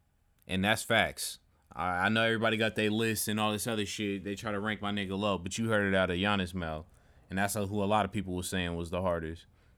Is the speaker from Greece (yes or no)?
yes; Greece; I'm not just Greek. I'm Nigerian.